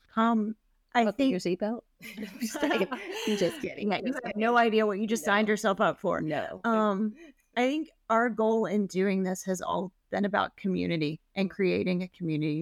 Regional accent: Memphis, Tennessee, United States; now in Portland, United States; I grew up in Memphis

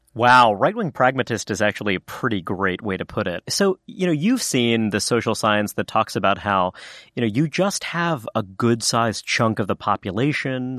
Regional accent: New York City, New York, United States; I am a son of immigrants, uh, you know, kind of born and raised in New York City

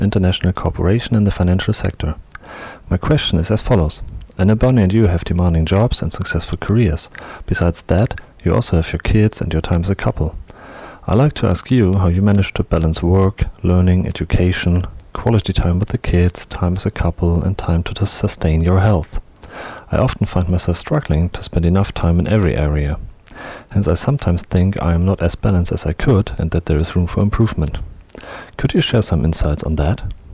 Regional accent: Germany; I'm from Germany

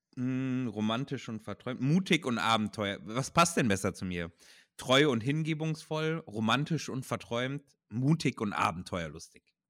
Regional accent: Ruhr area, North Rhine-Westphalia, Germany; Ich komme aus dem Ruhrgebiet

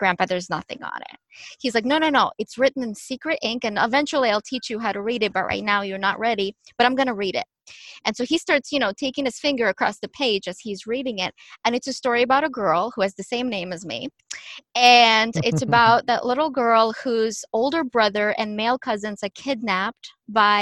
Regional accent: Ukraine; moved away; when I was growing up in Ukraine, where I was born and raised

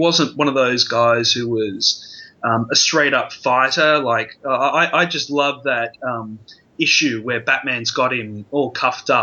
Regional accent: Australia; for a young teenager growing up in Australia

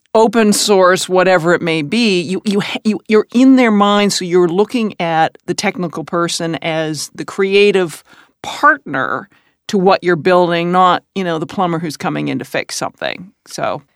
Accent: Canada; I'm Canadian

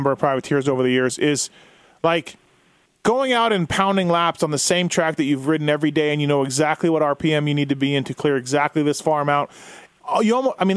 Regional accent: Canada; I'm Canadian

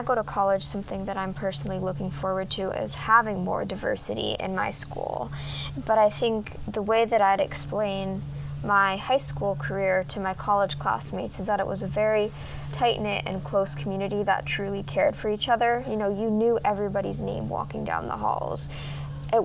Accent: Arlington, Vermont, United States; The community that I grew up in Arlington, Vermont, was a very small and tight-knit community. It was also not super diverse, but even though it wasn't diverse, it was a really welcoming place.

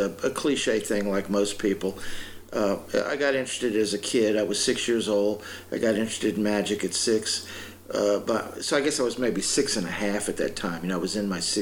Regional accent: Louisiana, United States; I grew up in Louisiana

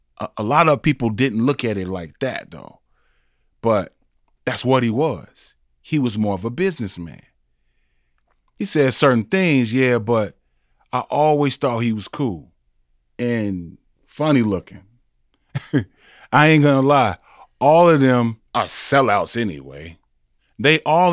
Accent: South Bend, Indiana, United States; I grew up in Indiana, South Bend, Indiana, Notre Dame

